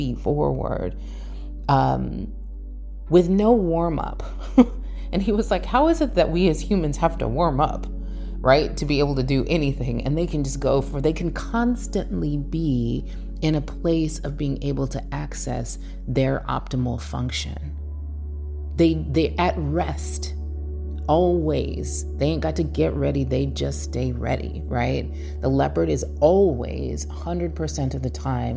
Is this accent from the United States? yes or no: yes; California, United States; moved away as an adult; also born or lived in Oakland; now in Portugal; I'm born and raised in California